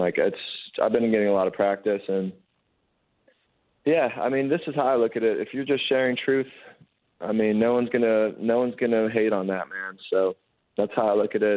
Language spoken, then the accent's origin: English; Los Angeles, California, United States; moved away as an adult; now in Winnipeg, Canada; I'm from Los Angeles